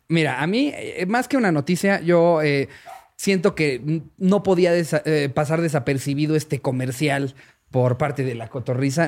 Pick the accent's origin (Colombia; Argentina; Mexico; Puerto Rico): Mexico; yo como mexicano